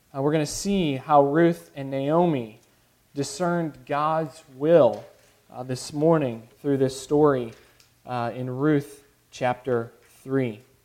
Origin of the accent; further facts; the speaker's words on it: Chicago, Illinois, United States; now in the US South; I grew up in Chicago